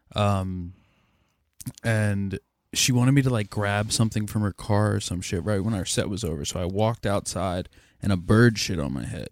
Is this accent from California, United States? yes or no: no; Lancaster, Pennsylvania, United States; growing up in Lancaster